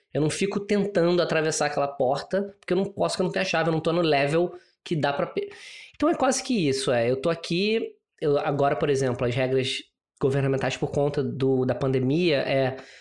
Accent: Rio de Janeiro, Brazil; accent: carioca; moved away as an adult; also born or lived in São Paulo / South Africa; now in Singapore; nasci no Rio, tem. Quer dizer, tem 38 anos já. É, e era muito engraçado, porque eu só saí do Rio quando eu me formei na faculdade

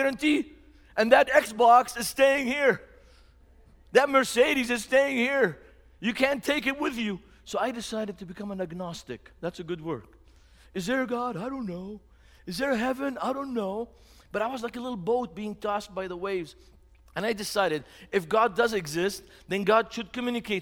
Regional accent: Beirut, Beirut Governorate, Lebanon; moved away as an adult; now in Indianapolis, United States; the city I grew up in. That's the city I grew up in, 3 blocks from the seashore. Beirut has 300 days of sunshine

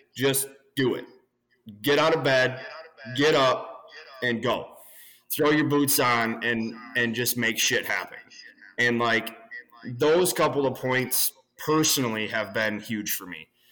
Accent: Southern Wisconsin, United States; We're from Southern Wisconsin.

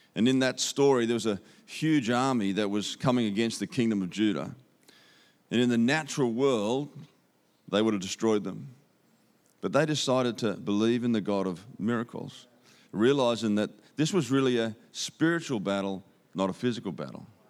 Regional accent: Australia; accent: Aussie; You can understand my Aussie accent.

